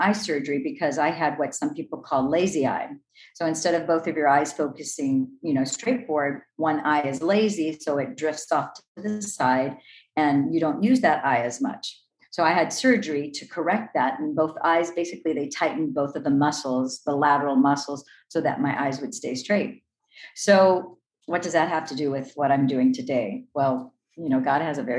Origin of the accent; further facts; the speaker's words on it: Los Angeles, California, United States; I was born in Los Angeles, California, the city of the angels